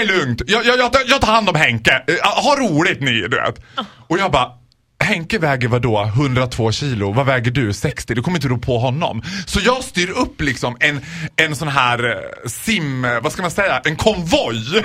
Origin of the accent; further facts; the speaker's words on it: Borlänge, Dalarna County, Sweden; jag är ändå från Borlänge